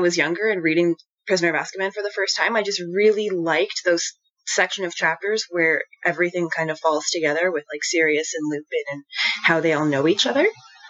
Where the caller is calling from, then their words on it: Jasper, Alberta, Canada; So I'm recording from Jasper, Alberta. So Jasper is the town of Jasper within Jasper National Park in Alberta, Canada. So right in the middle of the Rocky Mountains.